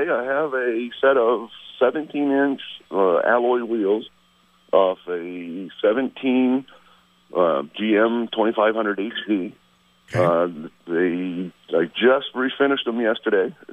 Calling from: St. Albans, Vermont, United States; Uh, … from St. Albans.

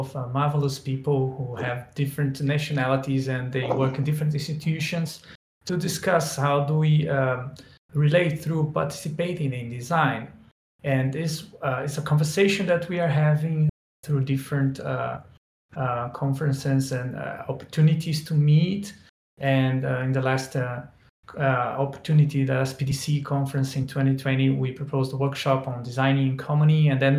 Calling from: Brazil; English is a second language; Just to prove that participatory design is really going global, I'm speaking from Brazil.

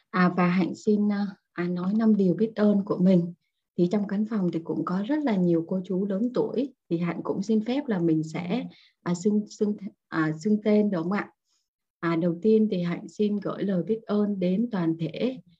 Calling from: Hanoi, Vietnam; sáng dậy chỉ cần thò cái chân xuống dưới giường là đã thấy lạnh lắm rồi ở ngoài Hà Nội buổi sáng chỉ có là 10 cho đến 12 độ thôi cả nhà rất là lạnh luôn

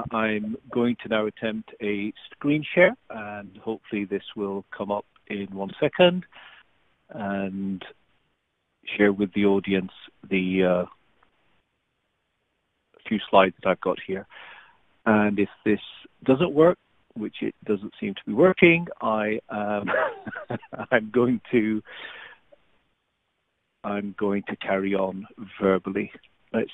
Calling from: England, United Kingdom; I'm calling in from England, and I'm the chief executive of Cambridge Quantum Computing.

